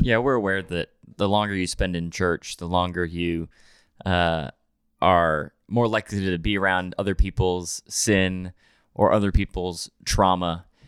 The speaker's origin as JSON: {"language": "English", "region": "New Hampshire", "country": "United States", "tie": "born or raised there", "moved": "yes", "lives_now": "Nashville, United States", "said": "I grew up in New Hampshire, way up north"}